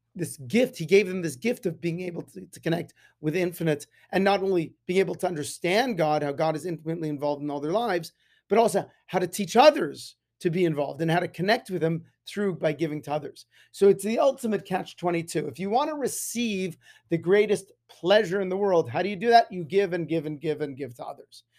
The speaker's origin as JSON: {"language": "English", "town": "Las Vegas", "region": "Nevada", "country": "United States", "tie": "born or raised there", "said": "growing up in Las Vegas, the sun is very powerful"}